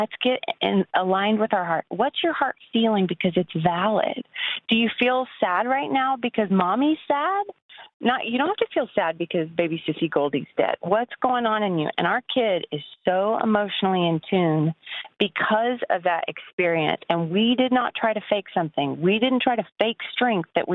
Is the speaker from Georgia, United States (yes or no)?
no; Lubbock, Texas, United States; moved away; also born or lived in Abilene, Texas; I grew up in Lubbock and in Abilene